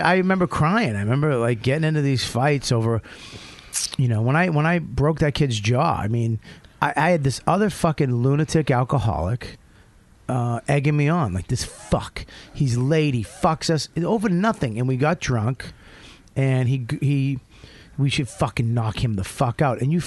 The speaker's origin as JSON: {"language": "English", "town": "Boston", "region": "Massachusetts", "country": "United States", "said": "I'm from Boston."}